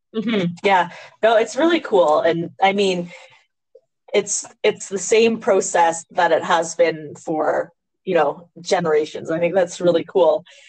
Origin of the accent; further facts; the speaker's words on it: Canada; we as Canadian farmers